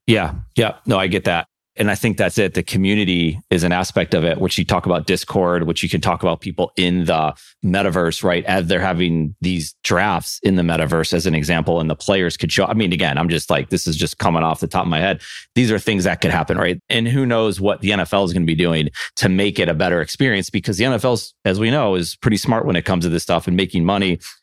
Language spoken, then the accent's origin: English; Buffalo, New York, United States; born and raised in Buffalo